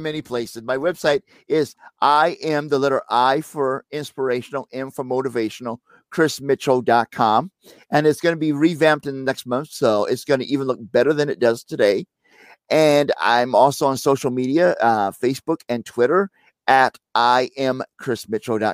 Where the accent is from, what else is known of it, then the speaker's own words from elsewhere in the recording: St. Louis, Missouri, United States; moved away; I'm from St. Louis originally